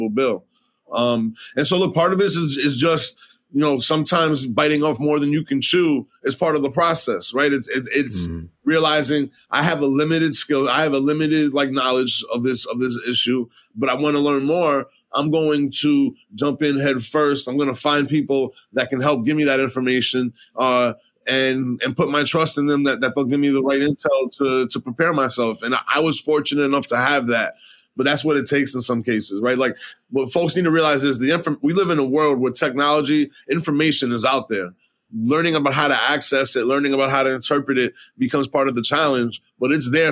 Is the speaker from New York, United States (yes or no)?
yes; New York City, New York, United States; I was born and raised in New York City, in the middle of Manhattan